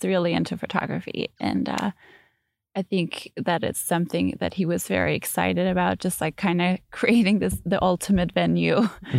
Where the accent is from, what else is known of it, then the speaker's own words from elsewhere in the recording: Denmark; moved away as an adult; now in Chicago, United States; I'm from Denmark